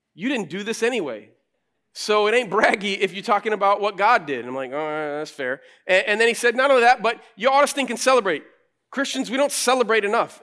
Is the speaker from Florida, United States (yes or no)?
no; Flint, Michigan, United States; moved away as an adult; also born or lived in Chicago; now in Grand Rapids, United States; I grew up in Flint